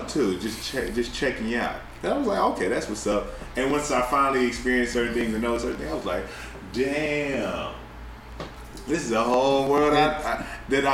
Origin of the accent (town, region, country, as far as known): Tennessee, United States; born or raised there; moved away as an adult; also born or lived in Atlanta, Georgia; now in Chicago, United States